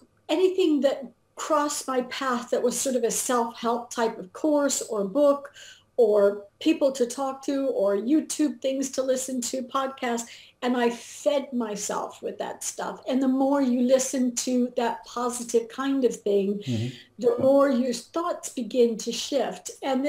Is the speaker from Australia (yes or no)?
no; England, United Kingdom; also born or lived in Germany; Well, I grew up in England and Germany. My father was an American in the Air Force, and my mother was British.